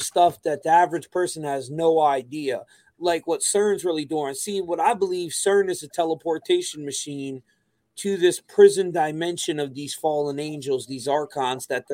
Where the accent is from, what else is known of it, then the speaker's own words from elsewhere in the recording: New York City, New York, United States; I'm from Brooklyn.